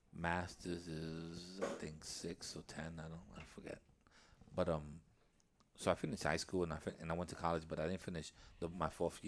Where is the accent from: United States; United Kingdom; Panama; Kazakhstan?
United Kingdom; England; I'm English. My English and my Spanish are horrible, so you better beware.